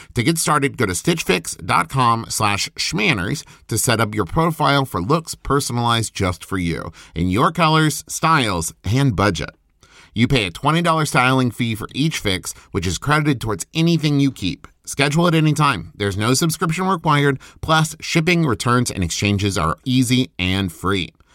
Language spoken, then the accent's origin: English; West Virginia, United States; moved away; also born or lived in Oklahoma; I'm from West Virginia, went to school in Oklahoma